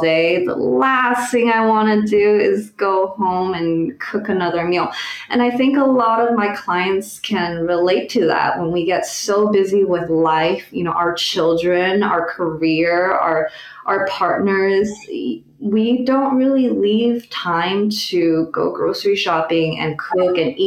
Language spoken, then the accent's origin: English; Taiwan; also born or lived in New York City, United States; now in San Francisco, United States; I grew up in Taiwan, and so a lot of my meals are inspired by Taiwanese cuisine